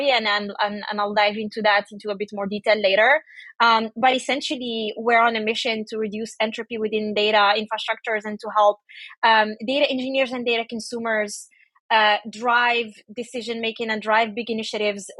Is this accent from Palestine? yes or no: no; Paris, Île-de-France, France; moved away as an adult; I grew up in Paris